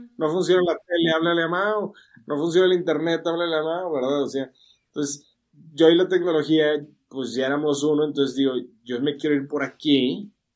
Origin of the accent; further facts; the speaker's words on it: Monterrey, Nuevo León, Mexico; moved away as an adult; now in Mexico City, Mexico; yo soy de Monterrey